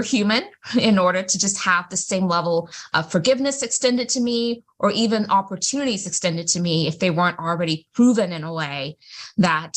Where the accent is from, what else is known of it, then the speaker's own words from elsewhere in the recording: Greenville, South Carolina, United States; I am from Greenville, South Carolina